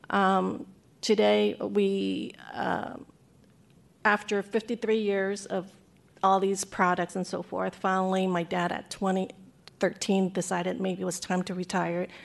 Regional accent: San Francisco, California, United States; as growing up in Chinatown

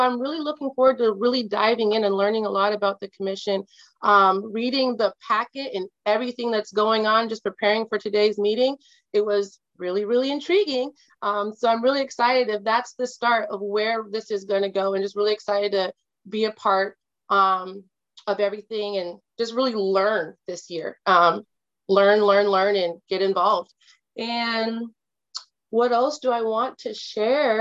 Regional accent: Kirkland, Washington, United States; also born or lived in Atlanta / Detroit; Being a person of color growing up on the East Side

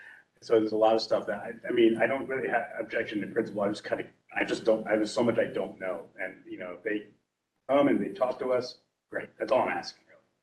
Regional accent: Ashburn, Virginia, United States; I'm from Ashburn and, you know, that carve out is there.

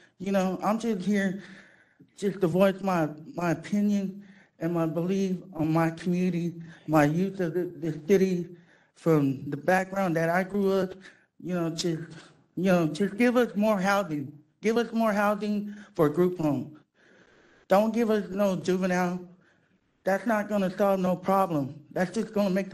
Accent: San Francisco, California, United States; I came from a background of Hunters Point. I'm from Bayview

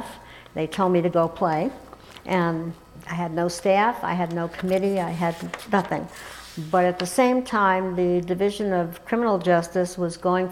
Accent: New York, United States; now in Colorado, United States; growing up in New York

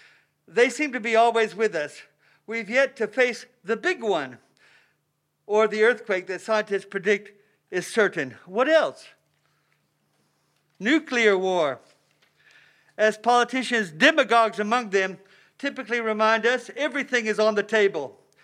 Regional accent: South Carolina, United States; now in San Francisco, United States; Like the city librarian, Mr. Lambert, I came to San Francisco from South Carolina.

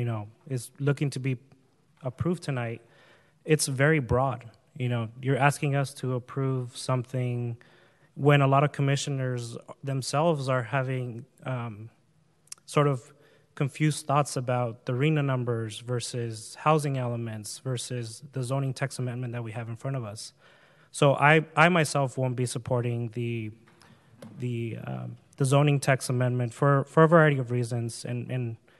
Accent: Huntington Beach, California, United States; I grew up in Oakview, which is one of the lowest income neighborhoods in Huntington Beach.

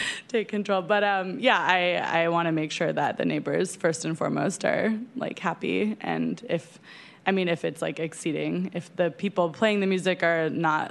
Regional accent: San Francisco, California, United States; I grew up in San Francisco in the Mission, and I have lived here my whole life

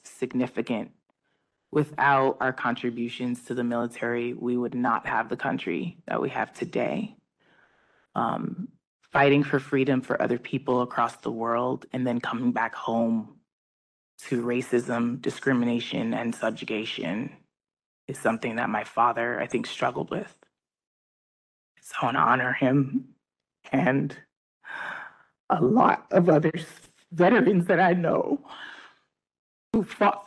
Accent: San Francisco, California, United States; growing up in San Francisco

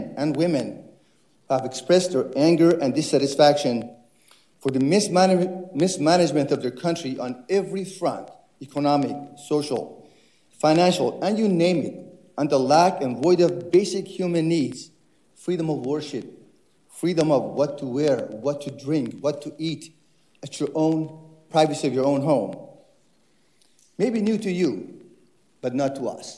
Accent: Iran; now in United States; As an Iranian

